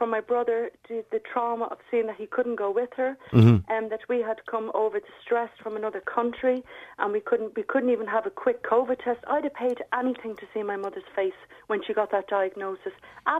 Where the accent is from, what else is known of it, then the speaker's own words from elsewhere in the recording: Ireland; I feel very sad as an Irish person. And I, as I said, I love Ireland and I love the people. And I'll be buried here.